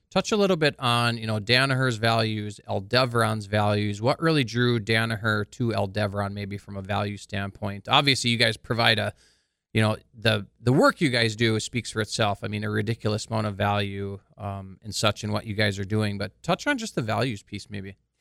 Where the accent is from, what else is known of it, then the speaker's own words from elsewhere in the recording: Carrington, North Dakota, United States; Michael and I are actually from the same hometown, Carrington, North Dakota.